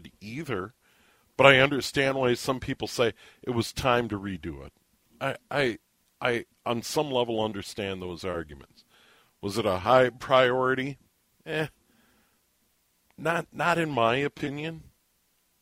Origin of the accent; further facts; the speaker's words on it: St. Paul, Minnesota, United States; When I was a kid, when we moved from St. Paul out to the suburbs to be closer to my dad's job